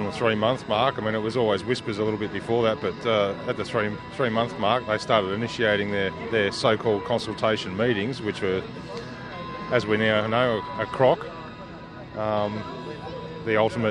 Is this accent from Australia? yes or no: yes; Geelong, Victoria, Australia; I'm born and bred in Geelong.